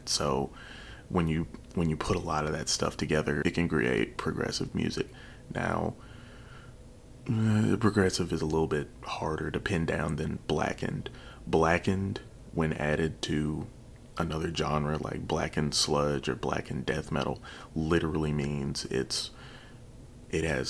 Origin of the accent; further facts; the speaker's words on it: Chicago, Illinois, United States; Chicago, Illinois, my hometown where I was born